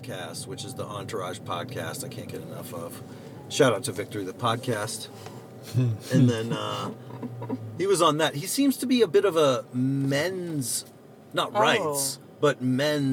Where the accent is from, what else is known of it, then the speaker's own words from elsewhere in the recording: Pittsburgh, Pennsylvania, United States; moved away as an adult; also born or lived in New York; being from Pittsburgh